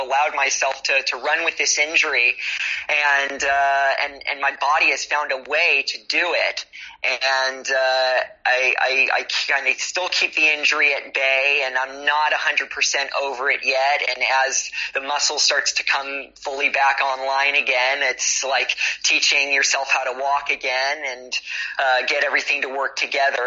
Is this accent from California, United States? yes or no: yes; Los Angeles, California, United States; moved away as an adult; also born or lived in Australia; now in Berlin, Germany; Growing up in Los Angeles